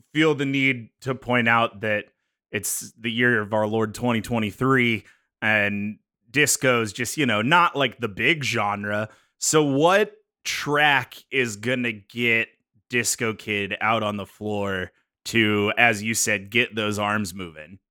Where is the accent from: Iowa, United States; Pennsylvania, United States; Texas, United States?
Pennsylvania, United States; north of Pittsburgh; moved away; north of Pittsburgh